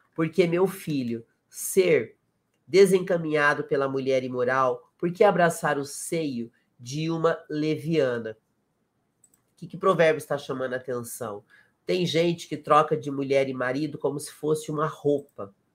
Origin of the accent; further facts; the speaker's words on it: South Region, Brazil; eu sou do Sul também